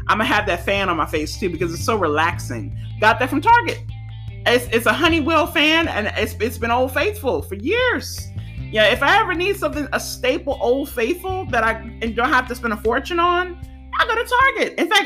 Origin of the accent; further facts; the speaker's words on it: St. Gabriel, Louisiana, United States; also born or lived in Baton Rouge, Louisiana; now in New York, United States; I come from St. Gabriel, Louisiana. So many of them people that I went to school with, or that I've known from growing up, have either worked in Walmart